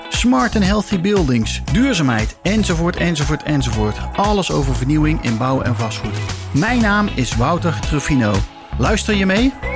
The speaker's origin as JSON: {"language": "Dutch", "town": "Eindhoven", "region": "North Brabant", "country": "Netherlands", "tie": "born or raised there", "said": "Ik ben zelf ook in Eindhoven opgegroeid"}